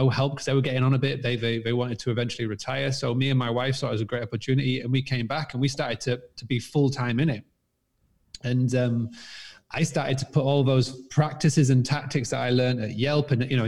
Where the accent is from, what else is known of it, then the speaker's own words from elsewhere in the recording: Scarborough, Yorkshire and the Humber, United Kingdom; now in Spain; I'm actually from a little town called Scarborough in England. I actually currently live in Spain, but I was born in England, as you can tell by this crazy accent. And I was born on a 200-acre farmstay bed and breakfast.